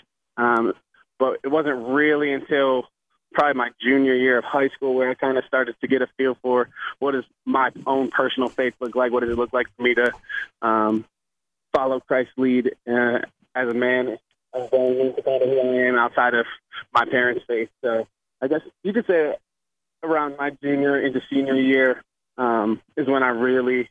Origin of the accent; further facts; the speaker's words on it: Binghamton area, upstate New York, United States; also born or lived in Boston, Massachusetts / Quincy, Massachusetts; now in Kutztown, United States; originally I'm from Boston. Born there. And then my dad's a pastor, so he ended up taking a church in upstate New York, near Binghamton, New York. Went to high school